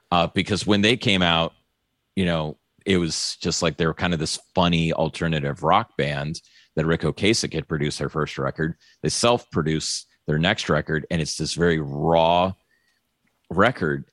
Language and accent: English; New Orleans, Louisiana, United States; I was born in New Orleans